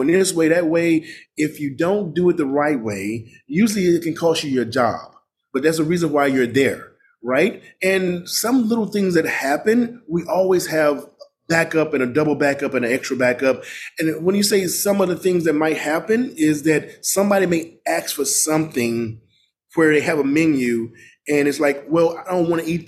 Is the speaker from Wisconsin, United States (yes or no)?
no; Mississippi, United States; also born or lived in Los Angeles; now in Washington, D.C., United States; growing up in Mississippi